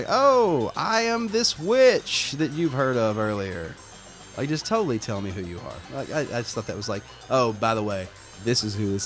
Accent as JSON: {"language": "English", "country": "United States", "said": "Being American"}